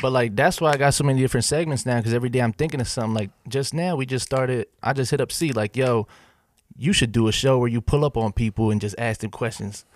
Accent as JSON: {"language": "English", "region": "Pennsylvania", "country": "United States", "moved": "as an adult", "lives_now": "Nashville, United States", "said": "I'm from Pennsylvania"}